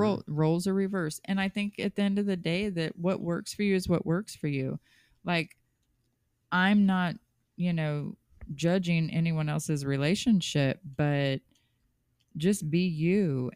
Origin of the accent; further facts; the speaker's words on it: Kansas City, Missouri, United States; I was born and raised in Kansas City